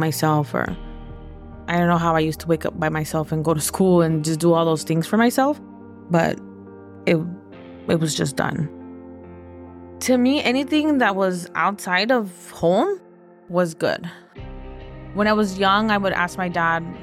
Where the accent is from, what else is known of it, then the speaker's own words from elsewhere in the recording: Los Angeles, California, United States; also born or lived in Echo Park, Los Angeles; I was born in Echo Park and raised in the San Fernando Valley